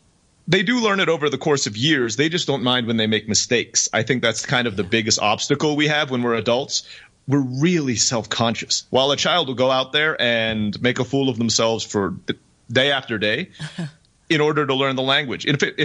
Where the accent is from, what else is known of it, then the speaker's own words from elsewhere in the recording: Turkey; also born or lived in Philippines; now in Mexico; I was born in the Philippines. I grew up in Turkey.